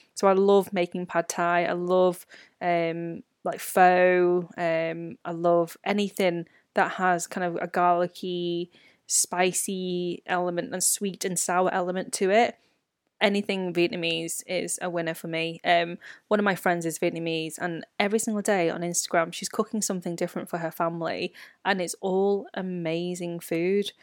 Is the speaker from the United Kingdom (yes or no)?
yes; United Kingdom; a British-born Chinese.